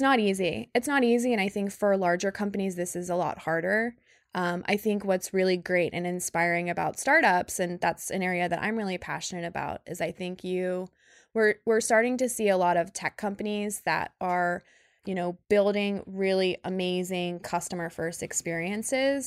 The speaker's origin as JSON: {"language": "English", "region": "Northeast Ohio", "country": "United States", "tie": "born or raised there", "also_born_or_lived": "Sydney, Australia / San Francisco", "moved": "as an adult", "said": "I grew up in Northeast Ohio"}